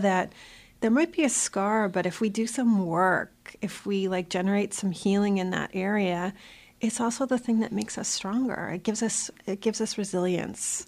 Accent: South Shore of Boston, Massachusetts, United States; also born or lived in Malden; I grew up in the South Shore of Boston

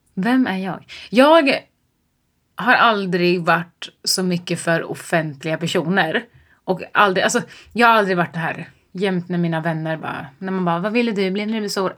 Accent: Mantorp, Östergötland, Sweden; jag kommer från Mjölby eller Mantorp eller vad fan mm. man säger. Eh, I Östergötland

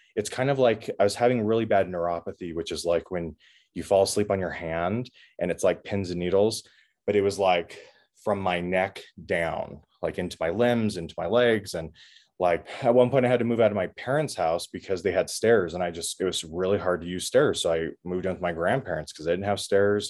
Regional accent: Washington, United States; I grew up in Washington State

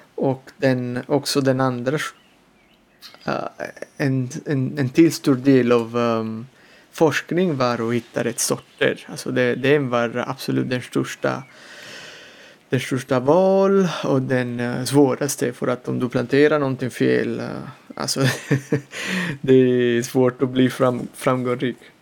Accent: Salerno, Campania, Italy; Swedish is a second language; moved away as an adult; also born or lived in Tuscany; now in Gotland, Sweden; min pappa planterade en liten vingård i, utanför Salerno där jag kommer ifrån i södra Italien

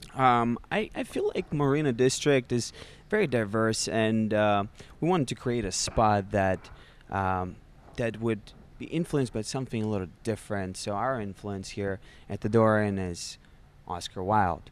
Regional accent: Russia; moved away as an adult; now in United States; I was born and raised in Russia

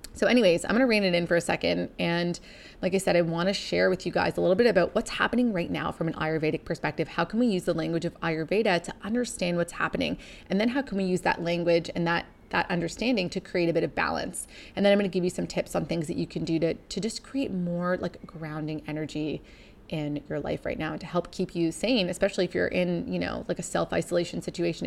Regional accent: Canada; originally, we're from Canada, so we're a long way from home.

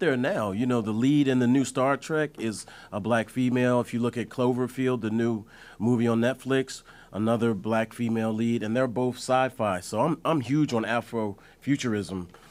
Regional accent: Delaware, United States; I'm from Delaware

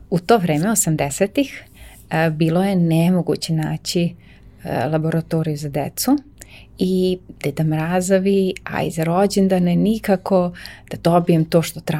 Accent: Novi Sad, Vojvodina, Serbia; ja sam iz Novog Sada, ja sam novosađanka baš

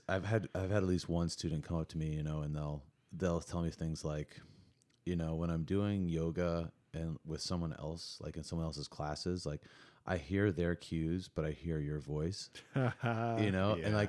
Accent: Missouri, United States; people would come up to me and be like, are you from Canada? I'd be like, no, I'm from Missouri. They're like, well, you sound like you're from Canada.

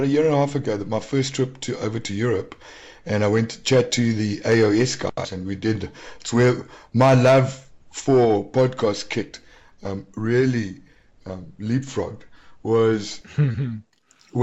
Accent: South Africa; accent: South African

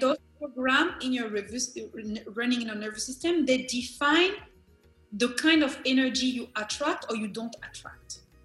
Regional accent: Benin; I am from Benin.

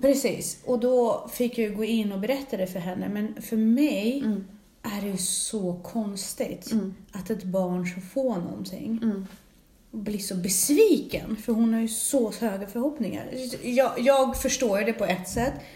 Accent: Russia; Jag är ju ryss

